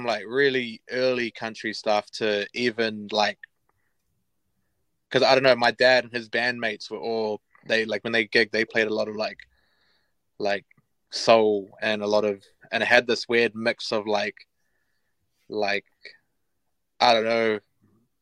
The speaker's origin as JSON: {"language": "English", "town": "Palmerston North", "region": "Manawatū-Whanganui", "country": "New Zealand", "tie": "born or raised there", "also_born_or_lived": "Feilding", "moved": "yes", "lives_now": "Auckland, New Zealand", "said": "We're from Palmy"}